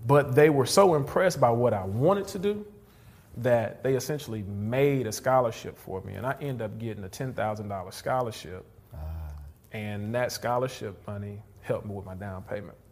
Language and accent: English; Houston, Texas, United States; moved away as an adult; now in North Texas, United States; I'm originally from Houston.